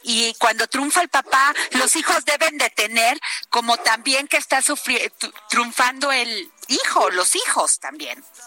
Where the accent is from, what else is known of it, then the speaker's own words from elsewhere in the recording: Veracruz, Mexico; yo sí soy veracruzana